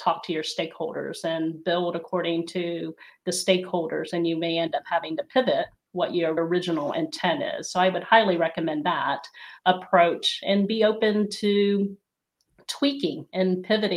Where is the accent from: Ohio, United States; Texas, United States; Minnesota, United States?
Ohio, United States; There's not very many Filipinos where I grew up in a small rural area in Ohio.